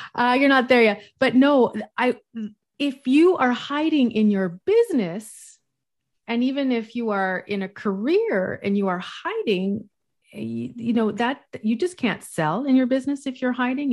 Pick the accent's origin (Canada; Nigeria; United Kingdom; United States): Canada; West Coast; now in Montreal, Canada; I'm from the West Coast, but I live in the East Coast